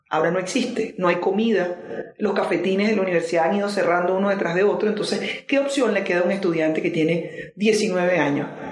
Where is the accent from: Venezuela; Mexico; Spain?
Venezuela; moved away; lo digo como venezolana